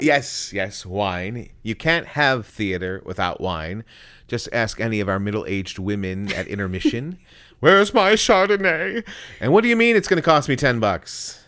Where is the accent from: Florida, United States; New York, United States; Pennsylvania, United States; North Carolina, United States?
New York, United States; Buffalo; now in Greenville Spartanburg area, United States; I grew up in Western New York, the Big Apple, as it were, but not anywhere close to the city, Buffalo, Niagara Falls area